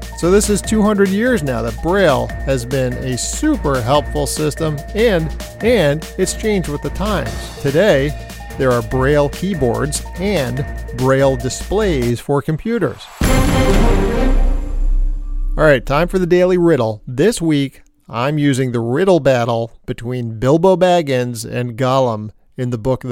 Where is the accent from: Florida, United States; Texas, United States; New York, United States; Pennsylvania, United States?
New York, United States; I'm from New York